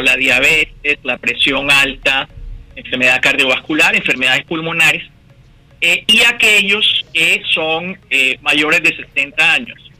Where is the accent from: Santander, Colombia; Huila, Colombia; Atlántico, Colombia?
Atlántico, Colombia; Barranquilla; moved away as an adult; also born or lived in Bogotá, Colombia / Boston, United States; now in Pittsburgh, United States; soy de Barranquilla, como tú mencionaste, estudié en la Universidad Javeriana en Bogotá y me vine para Estados Unidos en el, año 89